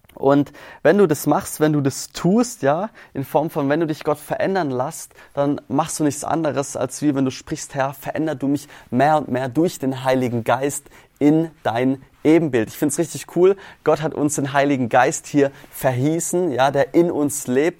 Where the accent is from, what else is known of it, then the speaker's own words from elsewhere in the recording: Swabia, Baden-Württemberg, Germany; also born or lived in St. Chrischona; wir kommen hier aus dem Schwabenländle